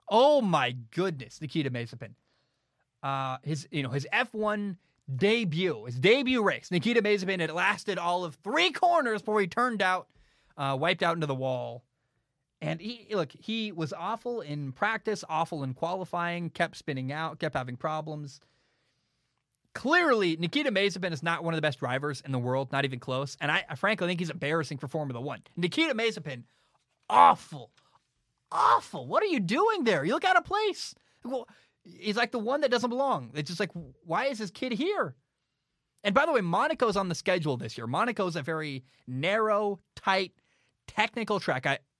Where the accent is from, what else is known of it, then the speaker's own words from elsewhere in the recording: United States; I'm an American.